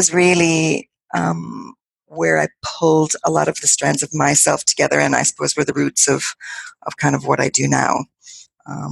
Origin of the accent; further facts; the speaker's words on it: New York City, New York, United States; accent: American; moved away as an adult; now in Galway, Ireland; I am originally from New York City, so I have made my home in Ireland. I've lived here for about half my life